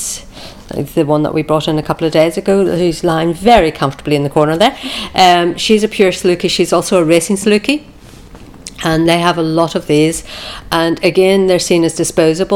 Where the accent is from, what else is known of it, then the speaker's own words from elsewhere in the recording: Ireland; moved away as an adult; now in Qatar; I'm originally from Ireland and we moved over to Qatar 7 years ago.